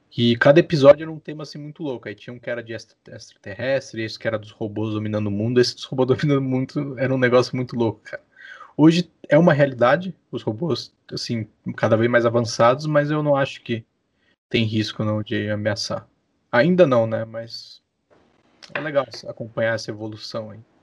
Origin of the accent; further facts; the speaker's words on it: Santos, São Paulo, Brazil; moved away as an adult; now in Curitiba, Brazil; nasci, não nasci em Curitiba, nasci em Santos, litoral de São Paulo